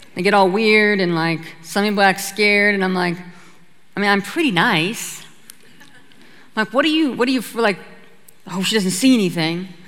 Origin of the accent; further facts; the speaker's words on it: Petersburg, Alaska, United States; I'm from a little homestead right outside of a Norwegian fishing town called Petersburg, Alaska